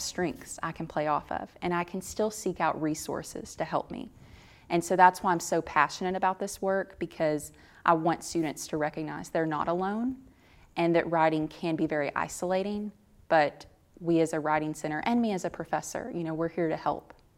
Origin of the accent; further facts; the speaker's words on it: Tennessee, United States; I grew up in Tennessee